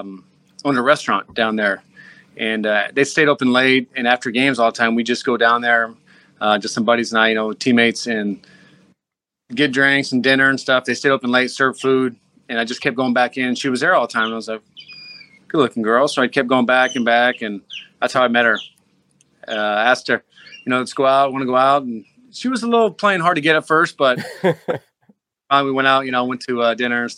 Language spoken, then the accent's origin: English; Seattle, Washington, United States; moved away as an adult; also born or lived in Philadelphia; I grew up in Seattle